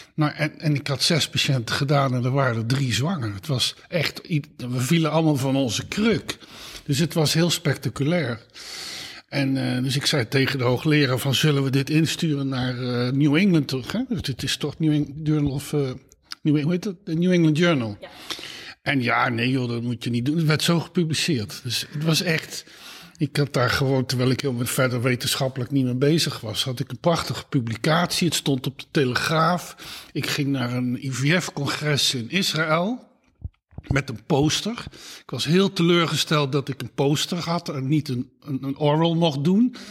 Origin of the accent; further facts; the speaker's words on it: Eindhoven, North Brabant, Netherlands; moved away as an adult; now in Utrecht, Netherlands; ik ben geboren in Eindhoven. Ik ben in Eindhoven op school gezeten